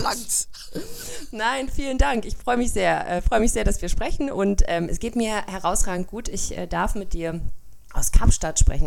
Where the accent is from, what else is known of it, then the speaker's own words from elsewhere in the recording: Germany; bei uns in Deutschland